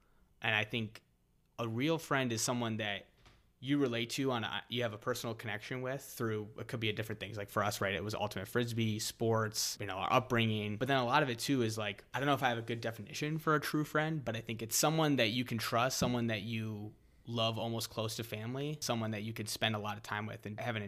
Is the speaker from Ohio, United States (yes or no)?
yes; Ohio, United States; But yeah, I grew up in Northeast Ohio, not too far from the city that Tommy grew up in.